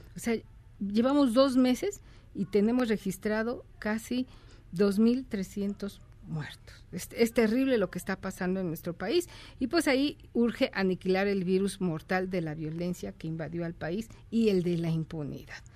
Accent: Mexico; nosotros los mexicanos

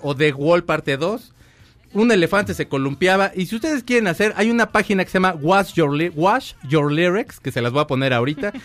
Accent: Mexico; así somos los mexicanos

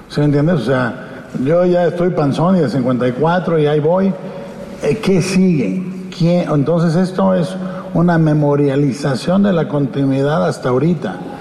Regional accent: Guadalajara, Jalisco, Mexico; en López Cotilla viví de niño, en Pedro Moreno y Robles Gil, con mi abuela

